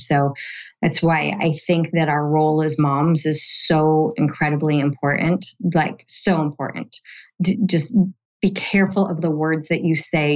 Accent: San Diego, California, United States; here in my hometown in San Diego

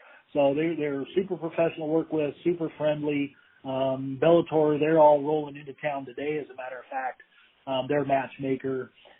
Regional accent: Meridian, Idaho, United States; I'm from Meridian. I live here now. I've got kids and a wife, and I definitely wouldn't move anywhere else.

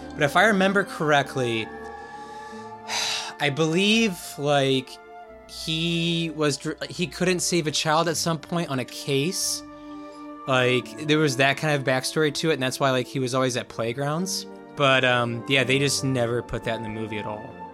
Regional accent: United States

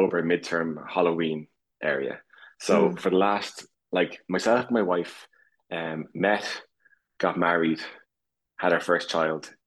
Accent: Dublin, Leinster, Ireland; I'm from Dublin, Ireland

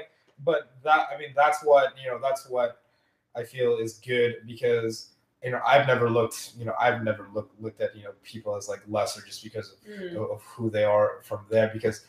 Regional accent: Philippines; I'm Filipino. I come very traditional, like a Roman Catholic, like setting.

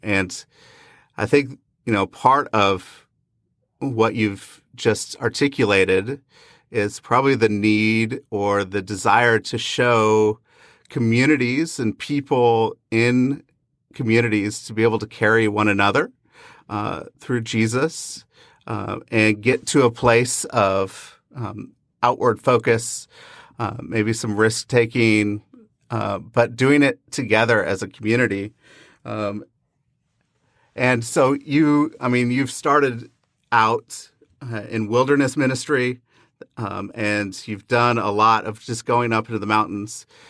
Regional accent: Pacific Northwest, United States; growing up in the Pacific Northwest

